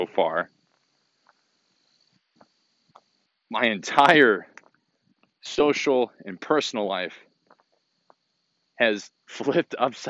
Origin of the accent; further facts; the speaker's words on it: Hoffman Estates, Illinois, United States; moved away; also born or lived in Bloomington; I had moved to my hometown, Hoffman Estates, Illinois, in March of 2019